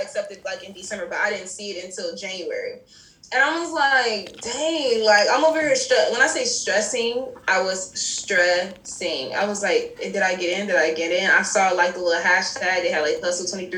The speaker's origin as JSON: {"language": "English", "town": "Detroit", "region": "Michigan", "country": "United States", "tie": "born or raised there", "moved": "yes", "said": "Growing up in Detroit is hard"}